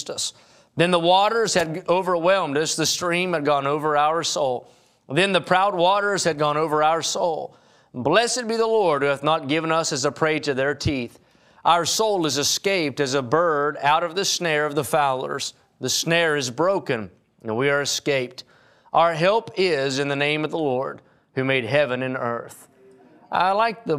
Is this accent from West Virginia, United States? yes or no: yes; West Virginia, United States; moved away as an adult; now in California, United States; I'm from West Virginia